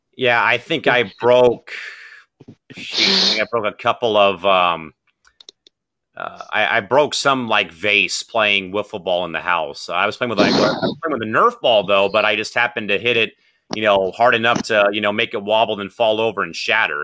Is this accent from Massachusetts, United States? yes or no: no; San Diego, California, United States; born or raised there